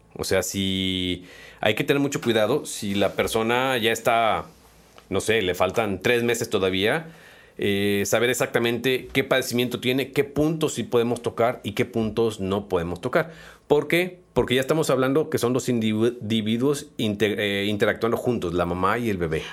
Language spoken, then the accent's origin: Spanish; Mexico; como buenos mexicanos